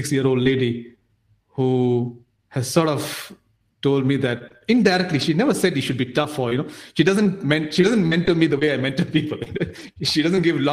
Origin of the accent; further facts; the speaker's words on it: Nigeria; also born or lived in India; So I grew up in Nigeria. I didn't grow up in India